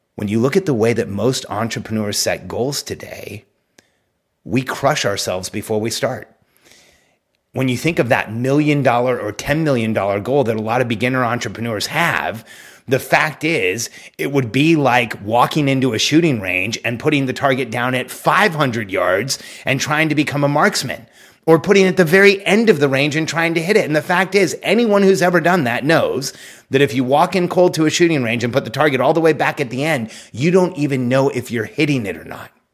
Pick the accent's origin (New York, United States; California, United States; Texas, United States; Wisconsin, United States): California, United States; moved away; I'm from California, where, like, you know, you're not allowed to even have guns